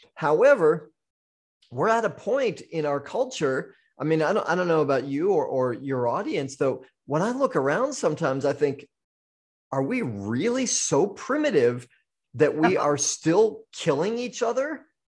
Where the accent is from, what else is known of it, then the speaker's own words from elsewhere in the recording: Maine, United States; now in Maui, United States; I was born in Maine, so I am a full-blooded maniac.